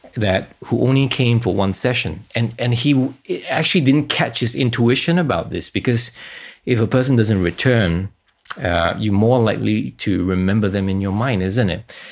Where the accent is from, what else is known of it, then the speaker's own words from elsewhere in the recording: Singapore; moved away; I was from Singapore, so I had to be conscripted for two and a half years.